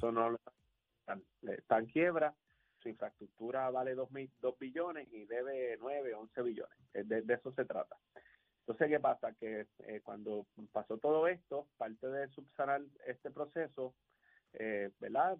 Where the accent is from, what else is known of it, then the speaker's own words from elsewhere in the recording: Aguadilla, Puerto Rico; yo soy natural de Aguadilla y en mi pueblo